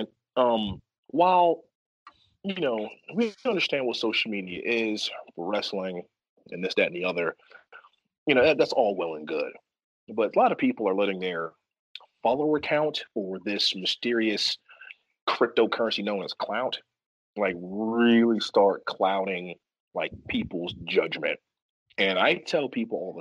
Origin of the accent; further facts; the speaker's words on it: the South, United States; I'm from the South